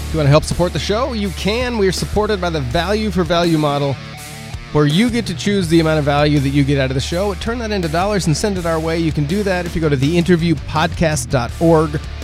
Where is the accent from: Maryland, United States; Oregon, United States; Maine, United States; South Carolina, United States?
Oregon, United States; moved away as an adult; now in Midwest, United States; I grew up in Oregon, so I'm from the, the West Coast